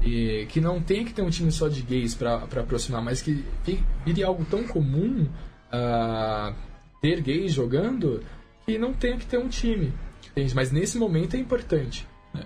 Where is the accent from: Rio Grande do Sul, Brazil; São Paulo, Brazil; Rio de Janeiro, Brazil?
São Paulo, Brazil; Indaiatuba; O clube lá da minha cidade